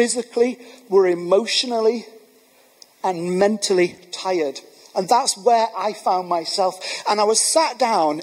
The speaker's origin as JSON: {"language": "English", "town": "Manchester", "region": "North West England", "country": "United Kingdom", "said": "I'm from Manchester"}